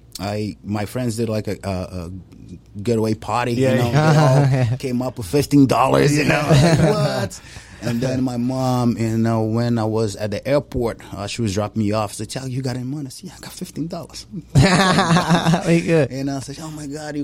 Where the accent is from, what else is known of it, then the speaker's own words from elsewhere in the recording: Brazil; English is a second language; moved away as an adult; now in United States; growing up in Brazil